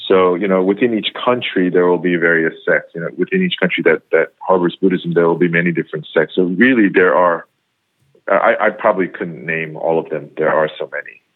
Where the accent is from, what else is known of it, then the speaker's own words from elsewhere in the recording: New York, United States; first language English; moved away as an adult; now in Korea; born and raised in in uh, New York